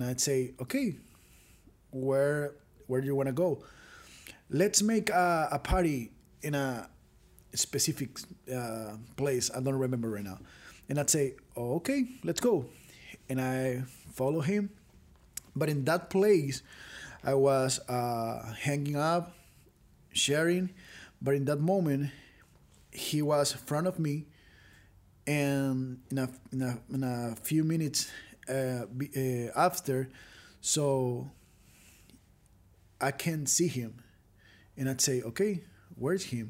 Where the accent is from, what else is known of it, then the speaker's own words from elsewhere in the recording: Venezuela; I grew up in Venezuela with a little and beautiful family